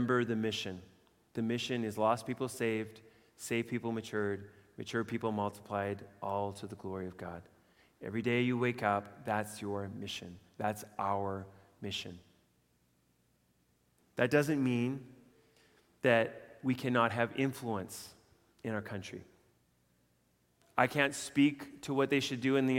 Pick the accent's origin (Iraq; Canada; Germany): Canada; as Canadian citizens